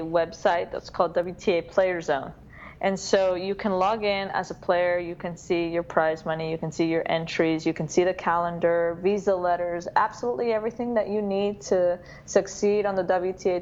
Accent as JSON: {"language": "English", "region": "New York", "country": "United States", "said": "I am originally from New York"}